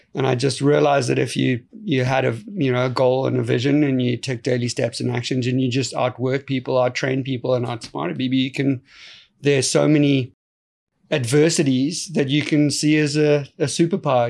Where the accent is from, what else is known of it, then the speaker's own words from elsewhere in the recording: South Africa; growing up in South Africa is a very unique place